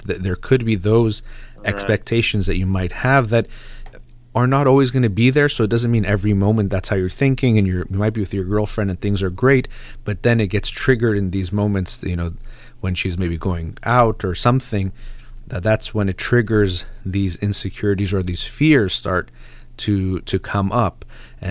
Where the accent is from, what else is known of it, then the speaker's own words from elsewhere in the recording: United States; I'm Iranian as far as background goes and my parents, but I was born and raised in the United States